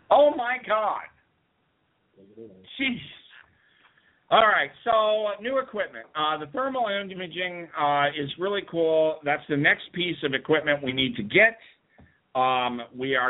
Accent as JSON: {"language": "English", "town": "Las Vegas", "region": "Nevada", "country": "United States", "tie": "born or raised there", "said": "I grew up in Las Vegas."}